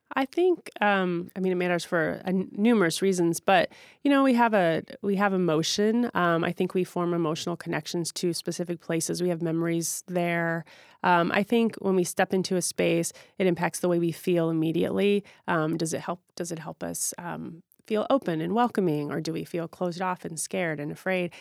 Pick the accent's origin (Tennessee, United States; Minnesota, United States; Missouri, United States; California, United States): Missouri, United States; St. Louis; also born or lived in Chicago, Illinois; now in Seattle, United States; I grew up in Saint Louis, Missouri